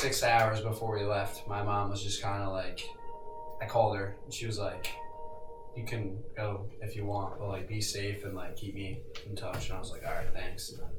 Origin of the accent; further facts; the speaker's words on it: Rhode Island, United States; I'm from Ashley, Rhode Island